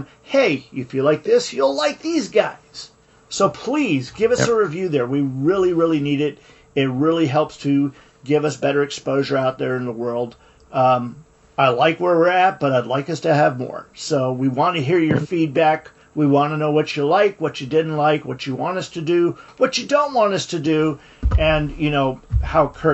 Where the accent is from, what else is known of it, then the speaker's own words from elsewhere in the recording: United States; I'm an American.